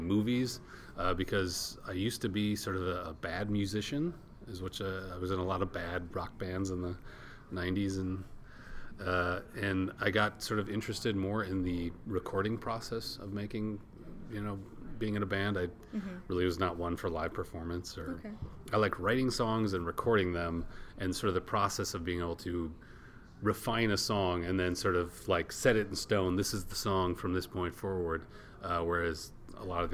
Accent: Minnesota, United States; I'm from Minnesota

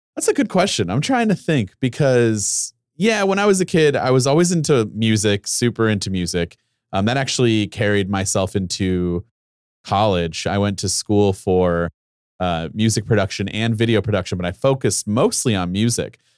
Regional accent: Ohio, United States; I'm from Ohio, I went to Ohio University

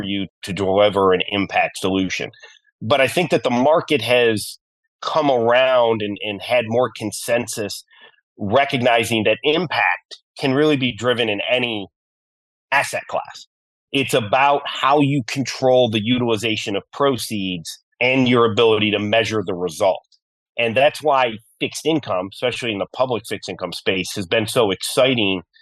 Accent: Geneva, New York, United States; I am a proud upstate New Yorker. I grew up in a small town in the Finger Lakes in Geneva, New York

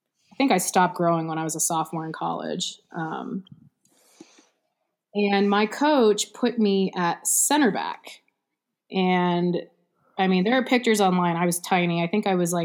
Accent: Houston, Texas, United States; I'm from South Houston, and Challenge was all the way on the north side

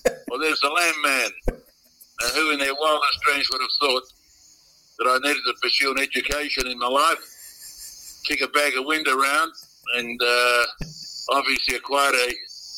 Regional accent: Myrtleford, Victoria, Australia; also born or lived in Perth / Manjimup / Gunbower; He got an offer to share crop in Gunbow and then in Myrtleford, where I spent the majority of my upbringing

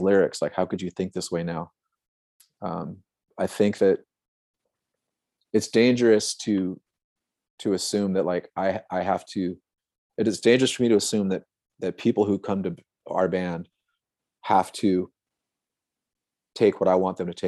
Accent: Santa Cruz, California, United States; I'm from Santa Cruz, which has always been like a super liberal hippie kind of town

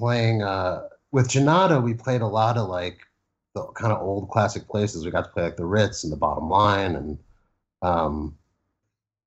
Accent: Ridgewood, New Jersey, United States; also born or lived in Manhattan, New York; I was born in Manhattan, but then my family moved to Jersey, and I grew up in Bergen County

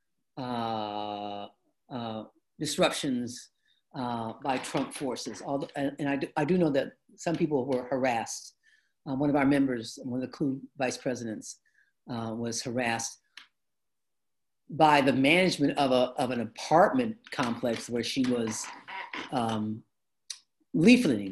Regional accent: Detroit, Michigan, United States; I grew up in the African American community. Our neighborhood in Detroit used to be predominantly immigrants from Italy and Poland and Hungary, right? When we moved in, we were like the second black family

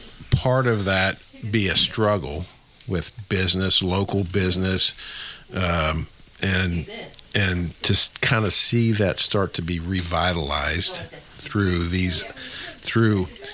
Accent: Franklin County, Indiana, United States; moved away as an adult; also born or lived in Cincinnati / Northern Kentucky; my hometown paper that I grew up with, along with again what we're seeing, the investment in this community right here in little old Franklin County, Indiana

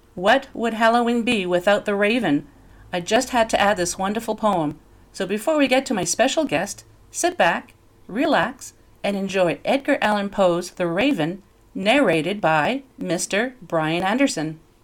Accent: New Brunswick, Canada; I grew up in New Brunswick

